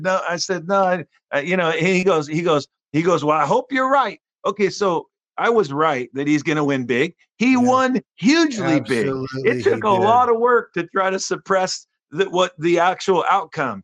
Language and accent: English; Seattle, Washington, United States; "Where are you from?" And I said, "Seattle."